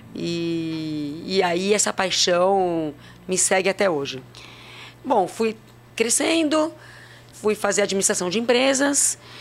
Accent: São Paulo, Brazil; also born or lived in Santos; nasci em Santos, uh, morei a vida inteira em São Paulo, venho de uma família portuguesa com espanhol

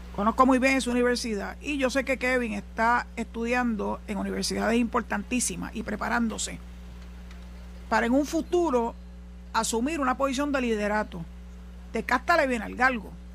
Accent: Puerto Rico

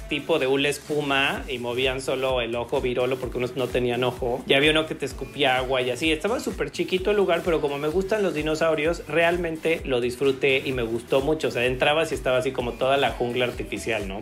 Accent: Mexico City, Mexico; somos de Ciudad de México

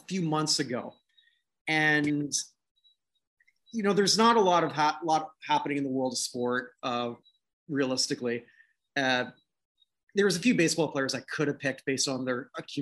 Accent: Canada

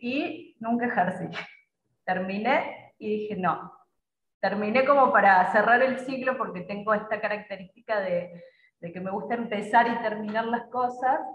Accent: Córdoba, Argentina; moved away as an adult; now in Paraguay; Yo soy de Córdoba

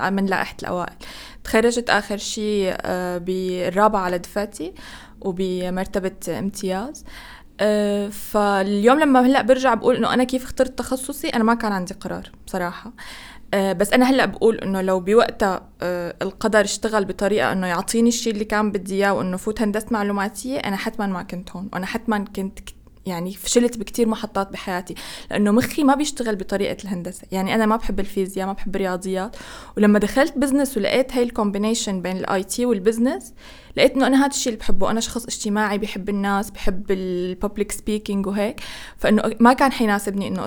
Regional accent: Egypt; نفس عندنا في مصر

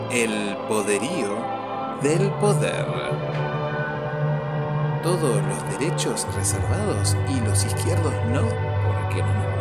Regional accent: Mar del Plata, Buenos Aires Province, Argentina; born there; Nací en Mar del Plata, soy tan argentino como la virome, el dulce de leche o la hiperinflación.

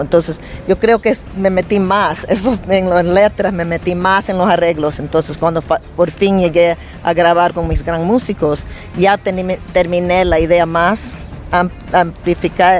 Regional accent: New York, United States; also born or lived in Ecuador; me crié en Nueva York tocando en los clubs de Nueva York

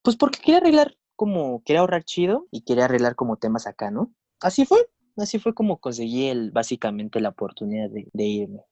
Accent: Mexico City, Mexico; also born or lived in São Paulo, Brazil; soy de la Ciudad de México

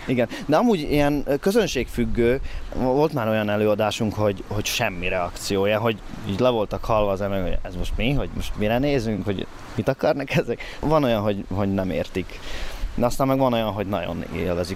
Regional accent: Svodín, Nitra Region, Slovakia; accent: Hungarian; now in Nitra, Slovakia; Amikor ide kerültem, szerintem egy egészen erős magyar akcentusom volt

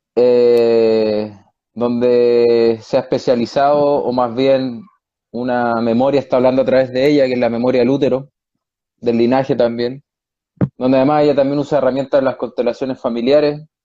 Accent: Chile; moved away as an adult; now in Spain; estoy en España, soy chileno, pero llevo cuatro años y medio en Europa

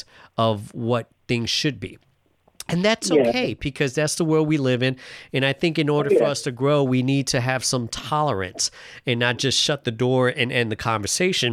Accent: New York City, New York, United States; now in Seattle, United States; I was born and raised in New York City

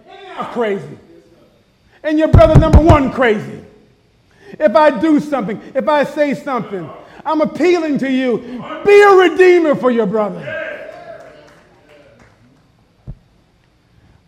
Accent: Buffalo, New York, United States; now in Phoenix, United States; I'm from Buffalo, New York

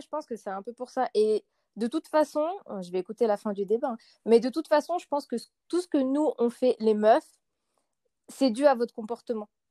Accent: Lyon, Auvergne-Rhône-Alpes, France; je suis lyonnaise

